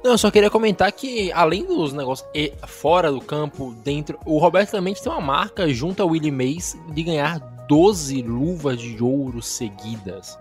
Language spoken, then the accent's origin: Portuguese; Brazil; nós brasileiros, nós também somos latinos